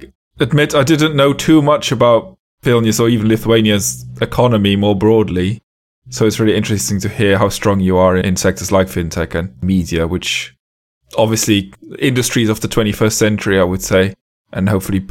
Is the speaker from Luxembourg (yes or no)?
yes; Luxembourg; now in United Kingdom; I'm in the UK now, but I'm from Luxembourg originally